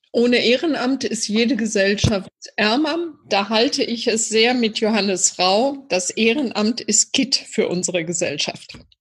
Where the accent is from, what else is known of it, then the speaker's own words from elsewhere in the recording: Iserlohn, North Rhine-Westphalia, Germany; in meiner Heimatstadt natürlich einen sehr engen Draht weil ich als kleines Mädchen hier schon im Turnverein gewesen bin